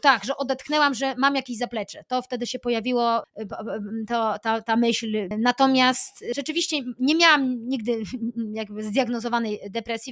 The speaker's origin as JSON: {"language": "Polish", "town": "Aleksandrów Łódzki", "region": "Łódź Voivodeship", "country": "Poland", "also_born_or_lived": "United States", "said": "ja pochodzę z małej miejscowości Aleksandrów Łódzki pod Łodzią"}